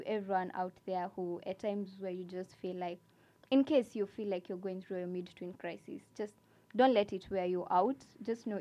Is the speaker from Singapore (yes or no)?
no; Kenya; from Kenya